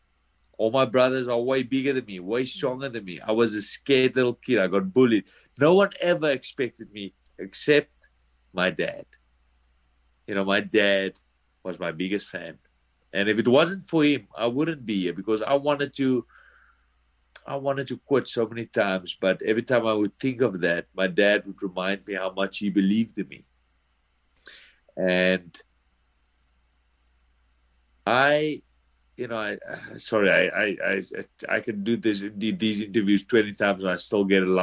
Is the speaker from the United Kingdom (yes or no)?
no; South Africa; moved away as an adult; now in United States; I come from South Africa